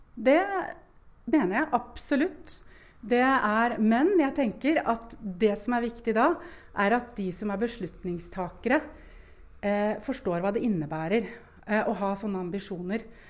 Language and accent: Norwegian; Moss, Østfold, Norway; moved away as an adult; also born or lived in Bergen; now in Lillehammer, Norway; Jeg er sjøl fra Moss og har familie